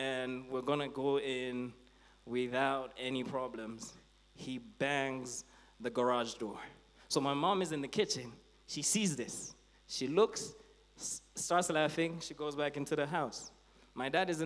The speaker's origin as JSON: {"language": "English", "town": "Blantyre", "region": "Southern Region", "country": "Malawi", "tie": "born or raised there", "said": "growing up in Blantyre, I used to go to Blantyre Baptist"}